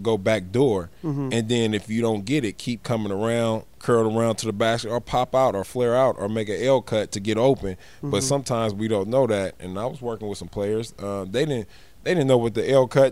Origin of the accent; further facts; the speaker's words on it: Oakland, California, United States; I'm from Oakland